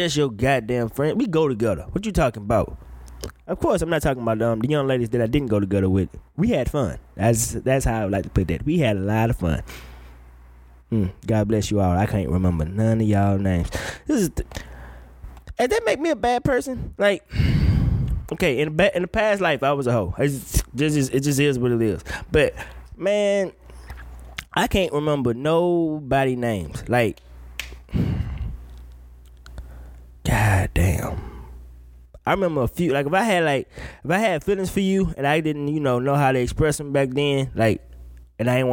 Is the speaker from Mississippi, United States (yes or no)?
yes; Mississippi, United States; growing up in Mississippi